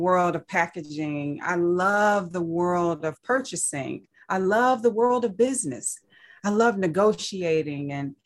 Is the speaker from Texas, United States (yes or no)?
no; Saginaw, Michigan, United States; I grew up in Saginaw, Michigan